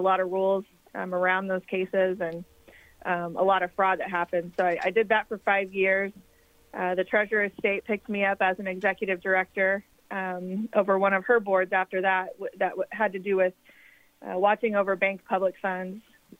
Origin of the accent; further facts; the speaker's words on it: Evansville, Indiana, United States; also born or lived in Will County, Illinois; I grew up here in Evansville. I went to North High School